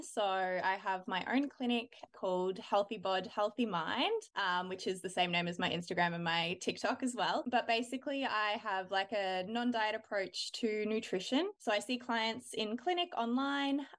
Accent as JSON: {"language": "English", "town": "Melbourne", "region": "Victoria", "country": "Australia", "tie": "born or raised there", "moved": "as an adult", "lives_now": "Brisbane, Australia", "said": "Yeah, so I grew up in Melbourne. I lived there until I was about 22. And now I live in Brisbane, obviously in Australia."}